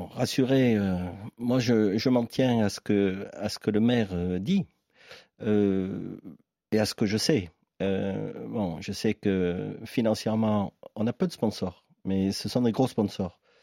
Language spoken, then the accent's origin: French; Marseille, Provence-Alpes-Côte d'Azur, France; je suis un Marseillais, un enfant d'Andoum